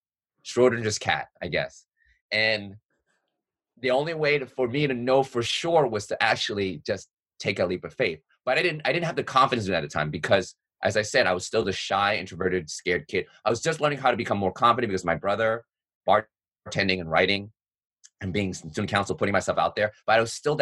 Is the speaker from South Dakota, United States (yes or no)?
no; New York City, New York, United States; I'm a born and raised New Yorker, never left the city.